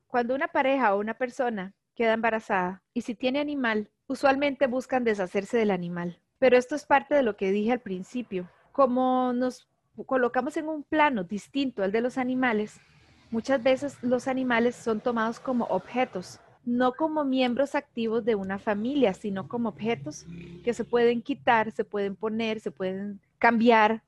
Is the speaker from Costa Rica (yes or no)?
yes; San Joaquín de Flores, Heredia, Costa Rica; yo nací en Heredia, yo soy de San Joaquín de Flores y desde pequeñita siempre he estado en contacto con muchos animales